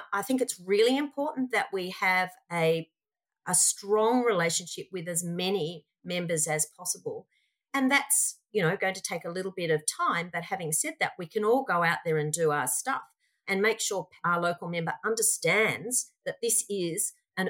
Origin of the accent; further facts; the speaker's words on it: Australia; I'm most proud of being Australian